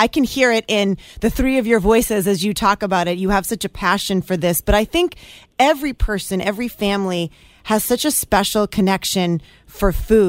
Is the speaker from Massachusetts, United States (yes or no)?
yes; Merrimack Valley, Massachusetts, United States; the Merrimack Valley, which is my hometown area. I love it. And it's north of Boston.